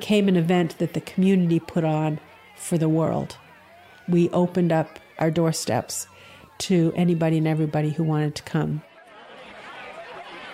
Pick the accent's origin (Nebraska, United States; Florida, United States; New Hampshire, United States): New Hampshire, United States; Keene; I'm from Keene, New Hampshire